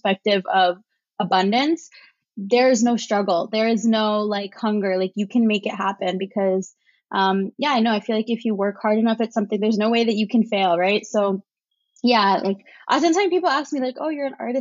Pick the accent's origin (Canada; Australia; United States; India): Canada; Brampton, Ontario; I grew up in a town, kind of like a suburb town, like 30 minutes outside of Toronto. So it's called Brampton